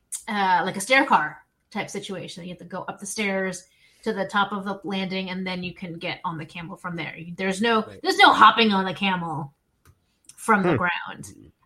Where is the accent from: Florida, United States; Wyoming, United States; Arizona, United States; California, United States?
Arizona, United States; growing up in Arizona